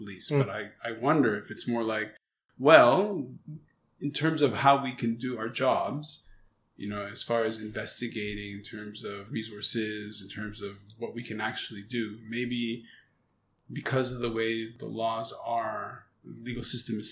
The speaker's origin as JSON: {"language": "English", "town": "Montreal", "region": "Quebec", "country": "Canada", "moved": "as an adult", "lives_now": "Hong Kong", "said": "Originally from Montreal, I learned it's cichlid. But I'm a Canadian, you know, I'm a very French person"}